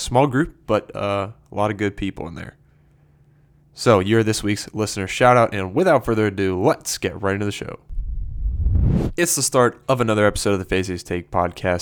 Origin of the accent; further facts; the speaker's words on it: St. Louis, Missouri, United States; I am from Saint Louis